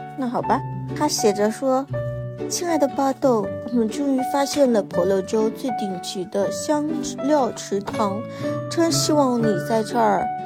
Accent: China; 我们中国人

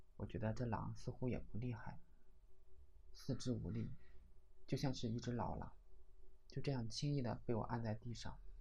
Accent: Jiaxing, Zhejiang, China; 用我们嘉兴话叫做排红树木

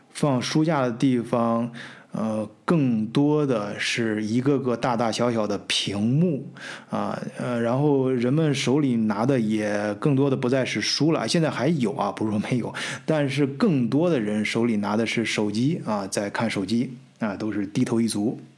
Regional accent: China; 咱们中国人

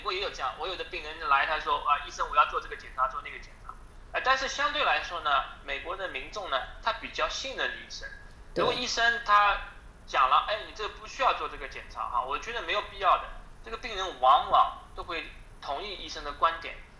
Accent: China; now in Alabama, United States; 我是从大陆来的，我是有口音的

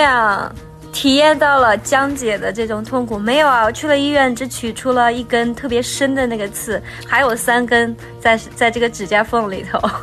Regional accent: Qinghai, China; now in Beijing, China; 我是青海人，从小都大生活在草原上

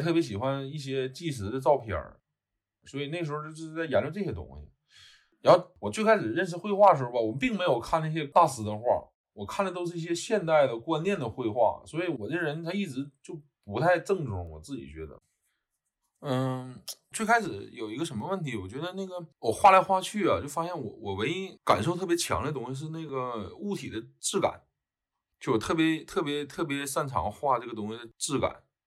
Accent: Northeast China, China; 作为一个东北，东北，东北人

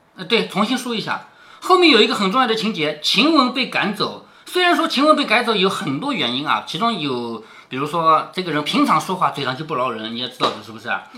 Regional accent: China; 我们中国人是，我昨天做错了事怎么办？我偷偷摸摸去烧点香

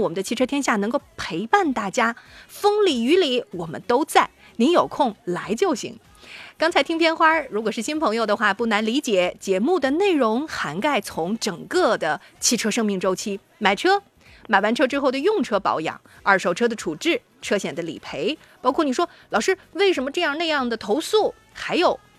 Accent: Shandong, China; 尤其符合我们山东人的审美

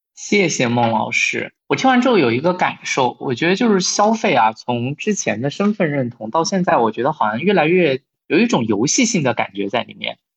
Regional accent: Wuhan, Hubei, China; 我的家乡武汉

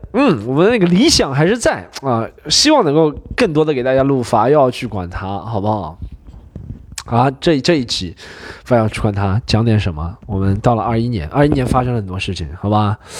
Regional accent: Shanghai, China; 那个年代我们上海人吃火锅是真的

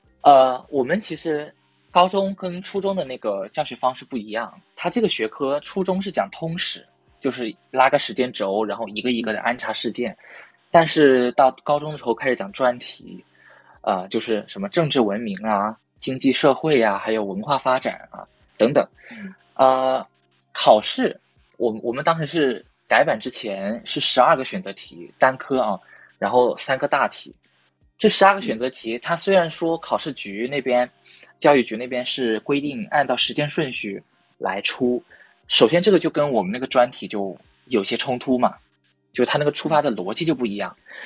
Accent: Hunan, China; 他说，因为我从湖南来的，就他每次都让我在人文地理讲题的时候要提供两个视角。

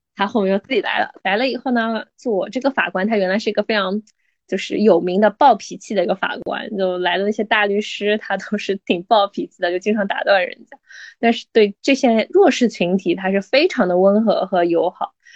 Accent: China; 我们中国人

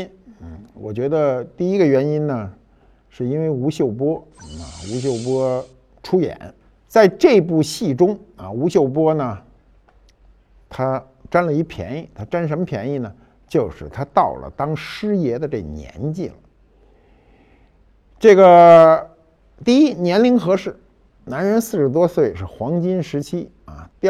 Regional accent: Beijing, China; 就是我们北京人啊。

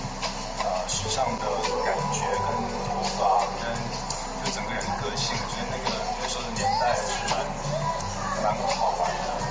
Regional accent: Taipei, Taiwan; moved away; 我来台湾了这么久，而且我是台湾出生的

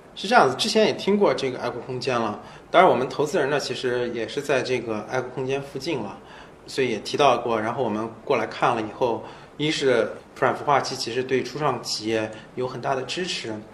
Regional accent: Urumqi, Xinjiang, China; also born or lived in Seattle; now in Shanghai, China; 我在乌鲁木齐长大

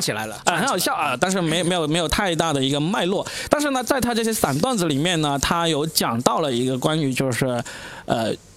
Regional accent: China; 终于轮到来冒犯我们中国人了

